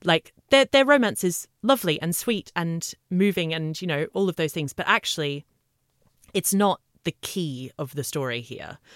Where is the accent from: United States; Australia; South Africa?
Australia; moved away as an adult; I've been here fifteen years, but yes, I am from Australia.